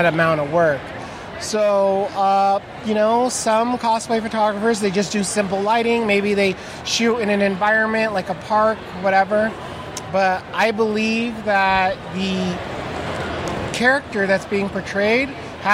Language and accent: English; Southern California, United States; now in Tucson, United States; I'm originally from Southern California, and I've been in Tucson about the last 8